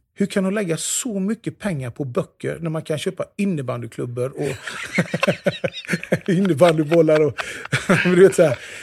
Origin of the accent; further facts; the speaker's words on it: Jönköping, Jönköping County, Sweden; den kyrkan som jag är uppvuxen i, i Immanuelskyrkan i Jönköping